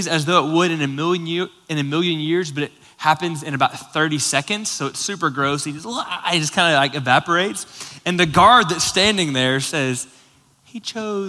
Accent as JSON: {"language": "English", "region": "Florida", "country": "United States", "tie": "born or raised there", "moved": "yes", "said": "Lauren and I grew up both in Florida"}